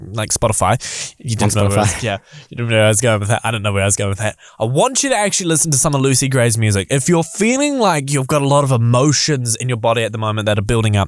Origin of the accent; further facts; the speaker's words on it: Auckland, New Zealand; now in Christchurch, New Zealand; My hometown's Auckland, but it's where I live.